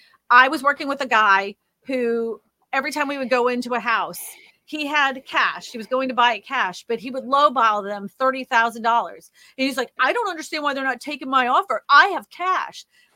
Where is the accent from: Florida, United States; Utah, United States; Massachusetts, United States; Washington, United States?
Massachusetts, United States; also born or lived in Pennsylvania; I mean, honestly, I'm from Massachusetts originally. I've lived up north. I was born in Pennsylvania. I've been all over this beautiful land.